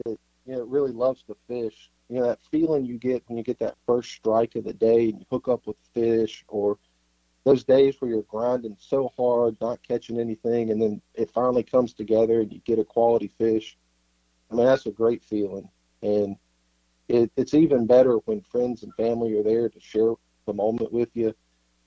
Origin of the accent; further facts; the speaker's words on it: Mississippi coast, United States; also born or lived in Netherlands; I grew up here on the Mississippi coast